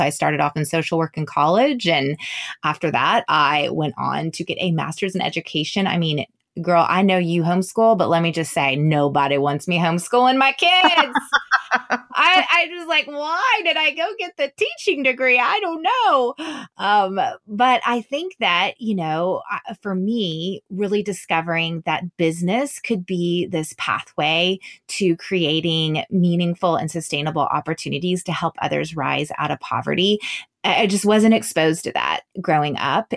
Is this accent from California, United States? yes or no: no; San Antonio, Texas, United States; I grew up in San Antonio